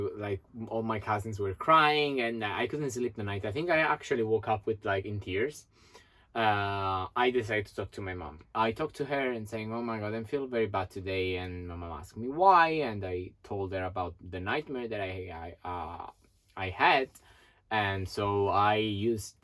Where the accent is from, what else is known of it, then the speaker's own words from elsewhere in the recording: Italy; moved away as an adult; also born or lived in New York; I came back from New York to Italy